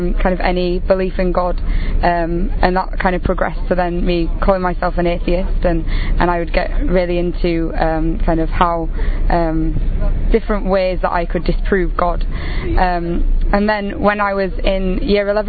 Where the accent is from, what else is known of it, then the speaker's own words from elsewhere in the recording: England, United Kingdom; I am 22 from England